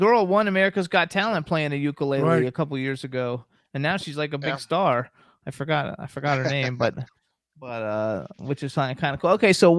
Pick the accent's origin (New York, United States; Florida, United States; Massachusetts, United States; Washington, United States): Florida, United States; So I'm from Florida. In Florida, like, we don't have that.